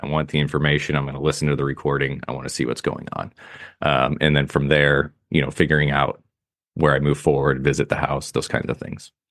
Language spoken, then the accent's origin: English; Soldotna, Alaska, United States; now in St. Louis, United States; I'm from Kenai in Soldotna, which is on the Kenai S, Kenai Peninsula, just south of Anchorage.